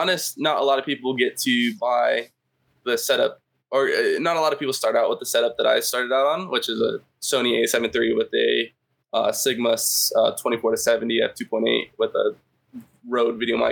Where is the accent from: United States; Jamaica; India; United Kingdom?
United States; California; also born or lived in Idaho; Born in Idaho, lived there until like third grade. My dad's job moved us out to California.